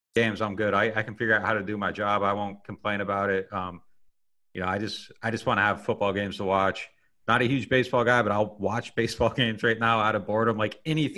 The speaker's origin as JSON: {"language": "English", "region": "Pennsylvania", "country": "United States", "tie": "born or raised there", "also_born_or_lived": "Boston", "moved": "as an adult", "lives_now": "New Orleans, United States", "said": "I was born in Pennsylvania and I lived there"}